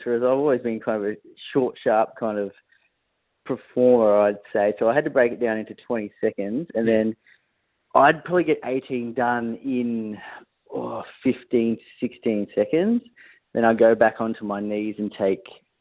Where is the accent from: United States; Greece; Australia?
Australia; Victoria; I grew up in Victoria